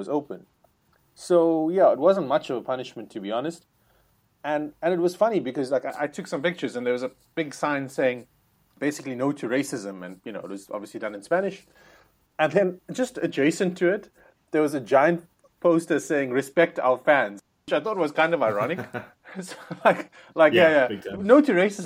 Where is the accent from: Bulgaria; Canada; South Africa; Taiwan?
South Africa; as a South African